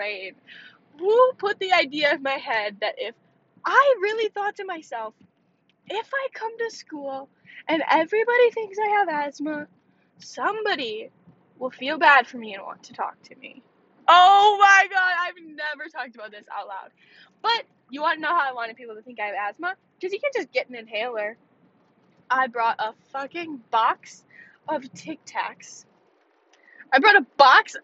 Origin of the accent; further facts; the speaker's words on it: Wisconsin, United States; I'm just from Wisconsin